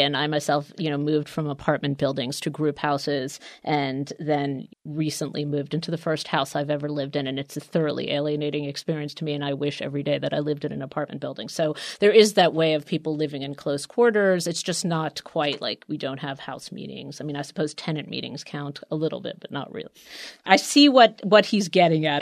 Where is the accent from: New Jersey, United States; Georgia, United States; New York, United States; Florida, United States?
New York, United States; New York City; I grew up in Queens